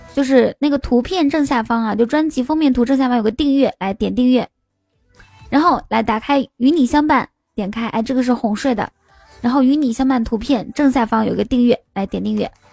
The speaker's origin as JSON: {"language": "Chinese", "region": "Inner Mongolia", "country": "China", "moved": "yes", "lives_now": "Shanghai, China", "said": "我是内蒙古人"}